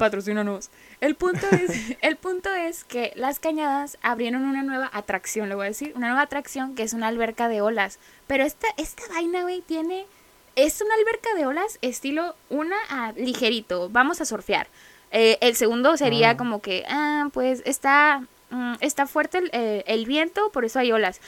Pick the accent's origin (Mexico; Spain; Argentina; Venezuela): Mexico; Mexicali, Baja California; somos de aquí, somos de Mexicali, Baja California, la ciudad del sol